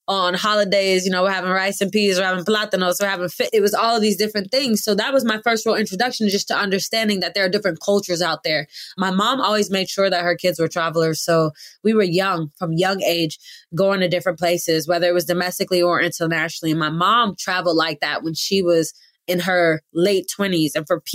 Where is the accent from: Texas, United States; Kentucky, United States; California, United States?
California, United States; Oakland; also born or lived in London; growing up in Oakland, I mean, man, Oakland is a phenomenal city, but also filled with diversity.